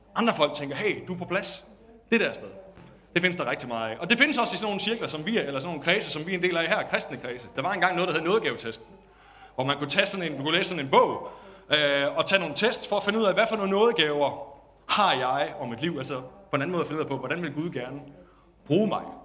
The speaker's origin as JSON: {"language": "Danish", "country": "Denmark", "tie": "born or raised there", "said": "Var pastor i en lille kirke i Nykøbing i morges, hvor jeg voksede op."}